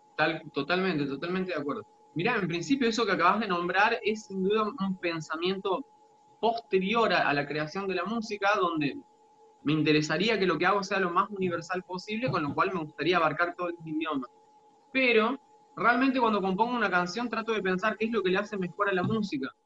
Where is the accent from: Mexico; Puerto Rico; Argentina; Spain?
Argentina; Frías, Santiago del Estero; moved away as an adult; now in Córdoba, Argentina; yo nací en el interior de Santiago del Estero, en un pueblito llamado Frías. Y bueno, viví toda la vida en Santiago del Estero hasta los 18 años.